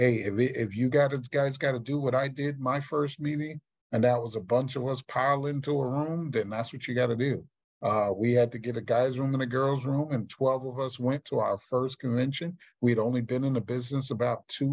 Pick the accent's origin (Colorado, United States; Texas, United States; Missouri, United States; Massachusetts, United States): Texas, United States; Houston; in my hometown of Houston, Texas